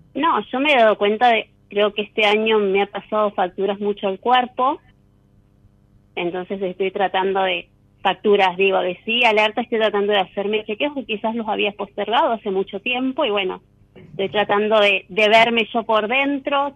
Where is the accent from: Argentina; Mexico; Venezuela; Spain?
Argentina; Buenos Aires Province; De acá de Buenos Aires, de zona norte